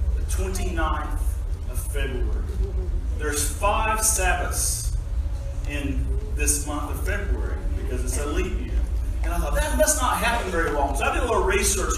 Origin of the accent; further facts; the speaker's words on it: United States; moved away as an adult; also born or lived in Tasmania, Australia; now in Australia; I'm an American that's been in Australia for just a few months